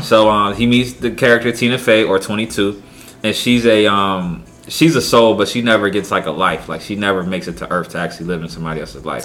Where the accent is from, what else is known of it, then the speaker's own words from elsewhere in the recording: Pennsylvania, United States; moved away; also born or lived in Charlotte; my hometown, Pennsylvania